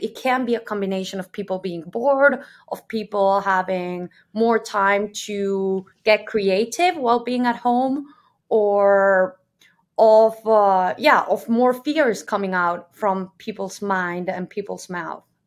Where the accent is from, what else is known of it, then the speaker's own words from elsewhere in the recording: Mexico; moved away as an adult; also born or lived in Germany; now in Amsterdam, Netherlands; I'm originally from Mexico. I'm currently living in Amsterdam, in the Netherlands.